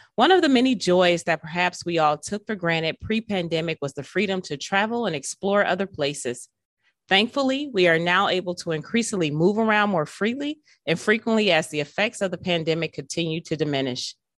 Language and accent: English; Milwaukee, Wisconsin, United States; to have grown up here my entire life